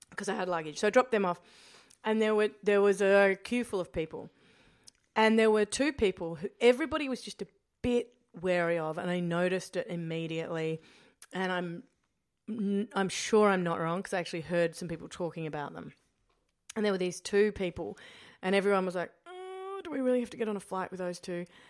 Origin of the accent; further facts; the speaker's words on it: Australia; being Australian